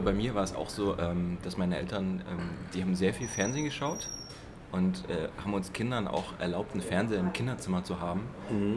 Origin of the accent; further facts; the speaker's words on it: Dresden, Saxony, Germany; ich komme aus Dresden und ich habe dann da in einem ähm, Trickfilmstudio